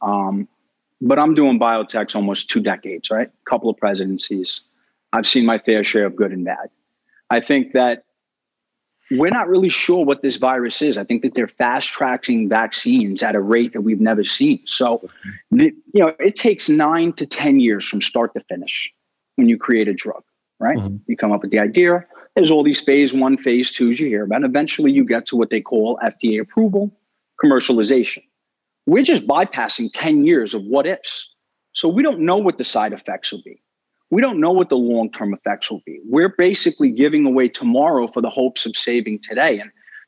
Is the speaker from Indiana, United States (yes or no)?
no; New York City, New York, United States; I was born in Brooklyn, Staten Island.